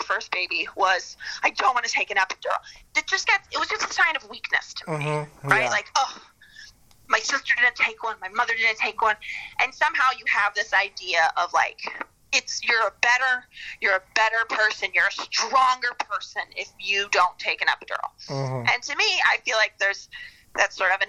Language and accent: English; Midwest, United States; now in Chicago, United States; growing up in the Midwest